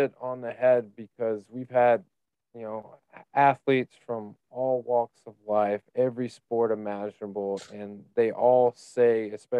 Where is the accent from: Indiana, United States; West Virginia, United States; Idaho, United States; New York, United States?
Indiana, United States; growing up in Indiana on 40 acres, where when you do go to church, you're seeing everybody in the town at once.